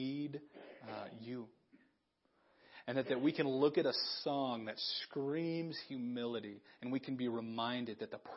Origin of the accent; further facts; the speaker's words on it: Big Sandy, United States; moved away as an adult; it took God putting me back in my hometown